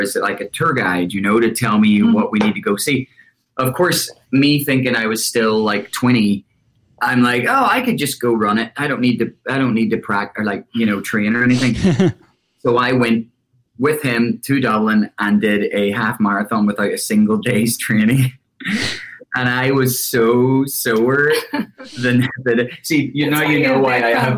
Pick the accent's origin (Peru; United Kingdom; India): United Kingdom; Larne, Northern Ireland; moved away as an adult; now in United States; I'm actually from Northern Ireland, from a tiny, tiny town called Larne. It's 20 miles north of Belfast